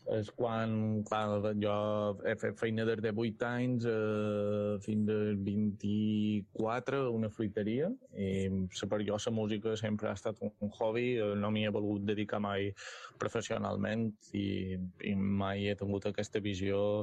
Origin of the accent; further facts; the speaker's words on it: Mallorca, Balearic Islands, Spain; som mallorquí